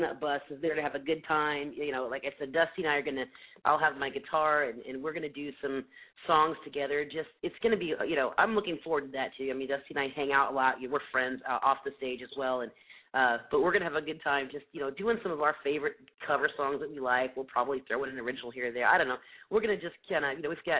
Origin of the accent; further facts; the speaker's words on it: Indiana, United States; moved away; I'm originally from the Midwest, so my family is all back in Indiana